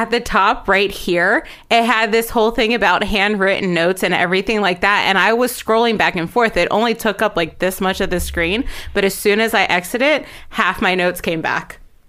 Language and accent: English; Baltimore, Maryland, United States; we're four sisters from the Baltimore, Maryland area.